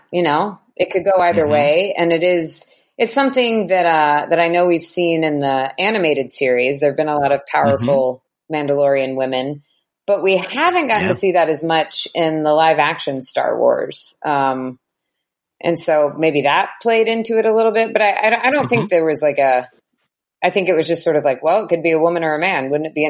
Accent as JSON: {"language": "English", "country": "United States", "said": "Maybe it's because I'm American that I think that it's so interesting."}